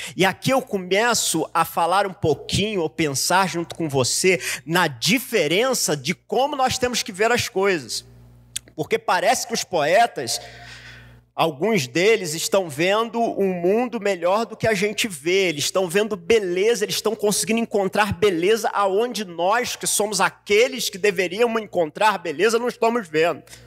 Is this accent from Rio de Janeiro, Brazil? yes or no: yes; Rio de Janeiro, Brazil; now in São Paulo, Brazil; Como eu sou carioca, eu vim para São Paulo